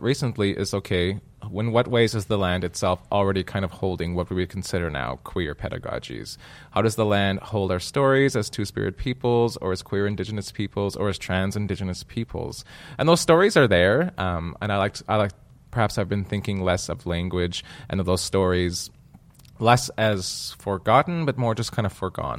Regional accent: Manitoba, Canada; I come from Manitoba.

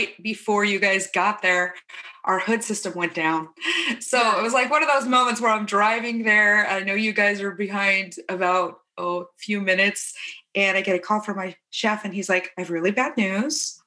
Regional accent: Spokane, Washington, United States; In Spokane, North Spokane, on a ranch that my dad had

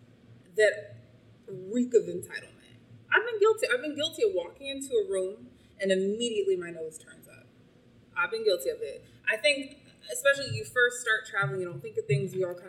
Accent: United States; moved away; I'm still American

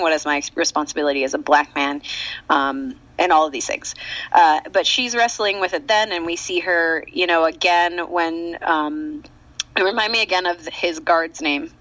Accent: United States; as an American, a black American

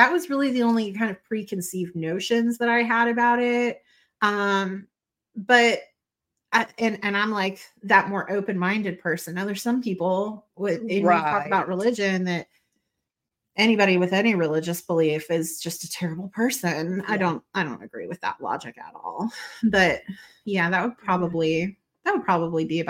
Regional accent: the South, the Bible Belt, Southern United States, United States; where I was born and raised in the South, in the Bible Belt.

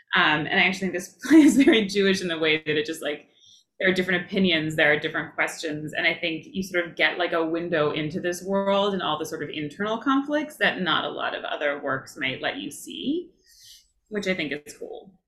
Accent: Toronto, Ontario, Canada; when I was in the second grade growing up in Toronto, in Canada

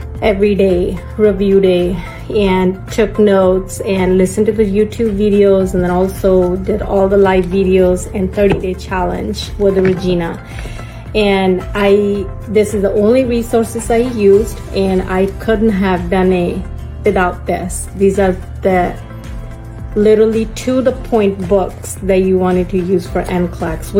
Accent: Sacramento, California, United States; I'm from Sacramento, California

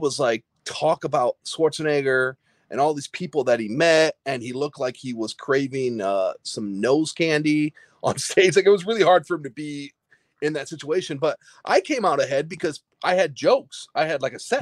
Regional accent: Midwest, United States; growing up in the Midwest

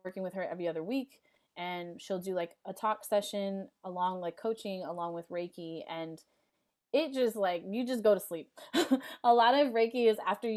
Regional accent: Los Angeles, California, United States; in South LA, I'm from the Crenshaw District

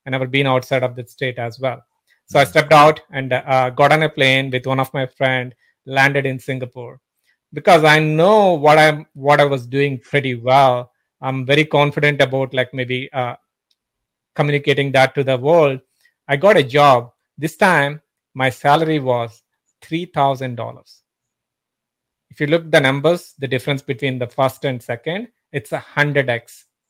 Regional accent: Pittsburgh, Pennsylvania, United States; I'm from Pittsburgh.

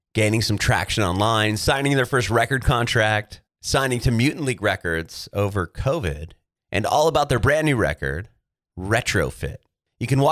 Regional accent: San Diego, California, United States; I was born and raised in San Diego

